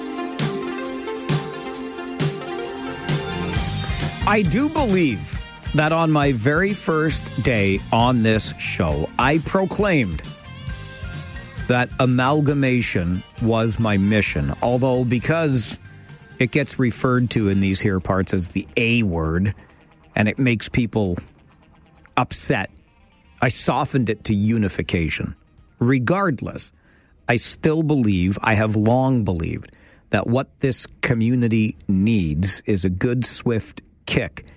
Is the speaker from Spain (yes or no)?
no; Kitchener, Ontario, Canada; So I was a North Ward boy back in the day, and we moved from North Ward over to not far from the Kitchener Memorial Auditorium.